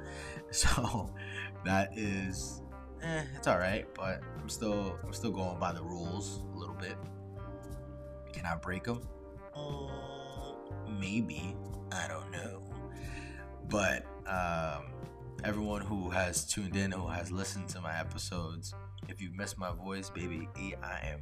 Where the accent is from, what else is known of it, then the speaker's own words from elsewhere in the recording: New Jersey, United States; also born or lived in Florida; I was from Jersey because of my accent